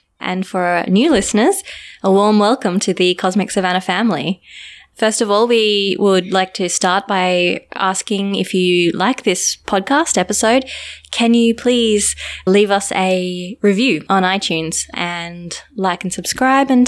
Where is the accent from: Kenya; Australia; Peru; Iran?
Australia; moved away as an adult; also born or lived in South Africa; now in Cape Town, South Africa; I'm from Australia, but I moved to South Africa about 2 years ago